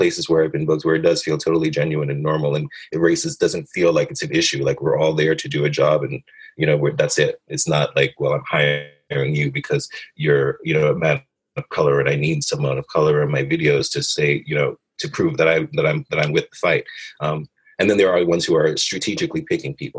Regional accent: New York City, New York, United States; I was raised in Brooklyn, you know, in low income neighborhoods

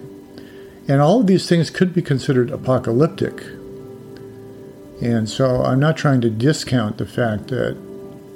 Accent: United States; growing up in the United States over, quite a few decades now

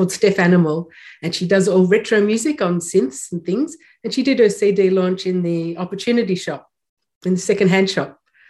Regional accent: Melbourne, Victoria, Australia; now in New Zealand; Just near Melbourne, yes. And so I lived there most of my life. And it's a very musical city, as you know.

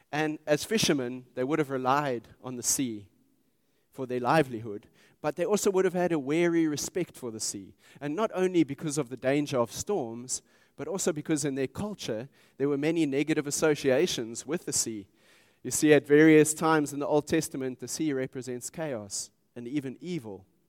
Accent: Pretoria, Gauteng, South Africa; I grew up in Pretoria

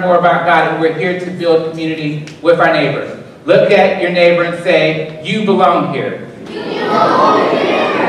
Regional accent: Alabama, United States; now in West Frankfort, United States; I'm from Alabama

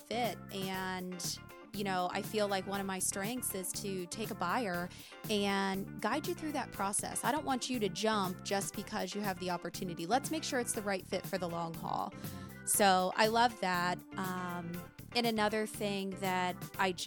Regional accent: Lebanon, Ohio, United States; Lebanon's my hometown

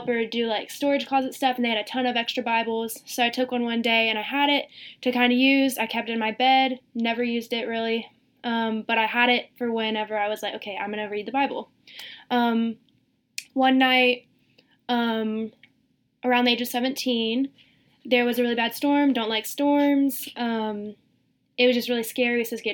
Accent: Greenville, South Carolina, United States; now in Rock Hill, United States; I'm originally from Greenville, South Carolina. Lived there my entire life. I came to Rock Hill for school.

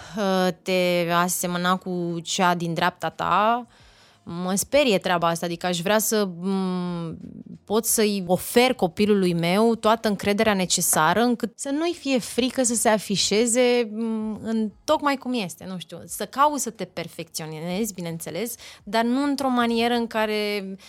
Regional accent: Oltenia, Romania; asta nu înseamnă că nu sunt și olteancă

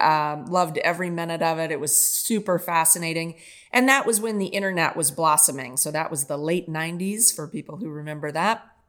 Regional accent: Kansas City, United States; moved away; also born or lived in Japan; born and raised in Kansas City

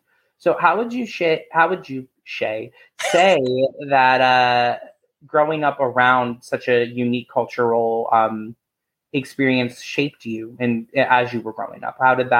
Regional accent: Virginia, United States; growing up in Virginia my whole life

